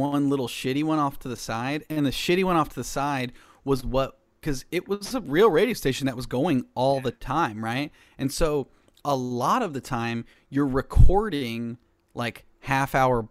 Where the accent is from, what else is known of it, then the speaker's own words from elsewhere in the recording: Cincinnati, Ohio, United States; I grew up in Cincinnati